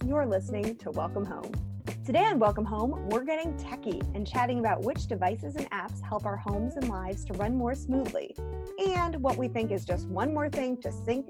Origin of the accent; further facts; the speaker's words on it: United States; No, I'm not Aussie. I'm an American, Graham.